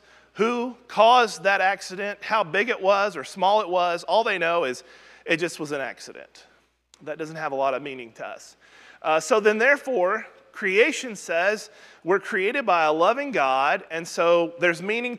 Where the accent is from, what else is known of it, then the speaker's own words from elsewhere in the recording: Southwest Missouri, United States; now in Alabama, United States; although I've lived in Alabama far longer than anywhere I've ever lived in my life, when I was raised up in Southwest Missouri